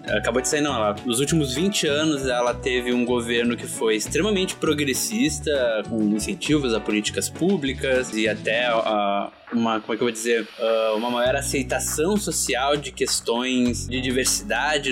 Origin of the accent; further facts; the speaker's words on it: Brazil; a gente é brasileiro